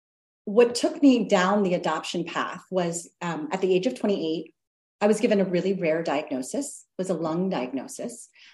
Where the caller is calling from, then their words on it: France; I should say that I'm joining you from France.